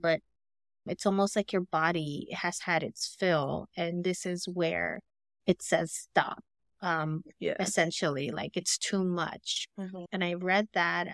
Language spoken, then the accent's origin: English; Los Angeles, California, United States; we grew up in Cali, okay, and we grew up in the hood, and I grew up